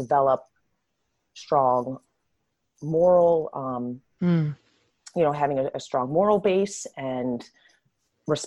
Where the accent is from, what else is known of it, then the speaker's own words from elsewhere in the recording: New Jersey, United States; now in Los Angeles, United States; I grew up in South Jersey